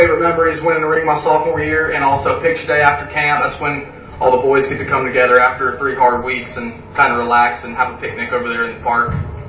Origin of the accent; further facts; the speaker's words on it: Blue Ridge, Georgia, United States; I'm from Blue Ridge, Georgia, Fannin County High School alum.